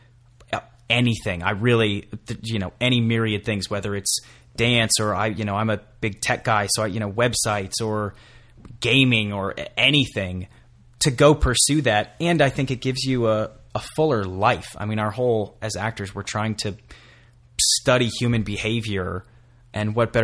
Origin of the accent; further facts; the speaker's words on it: Colorado, United States; I'm originally from Colorado